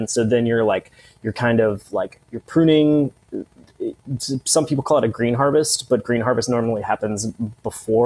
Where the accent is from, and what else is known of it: United States